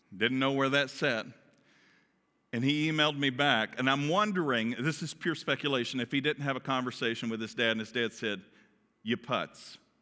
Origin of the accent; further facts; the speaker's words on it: Kentucky, United States; accent: Kentucky; my Kentucky accent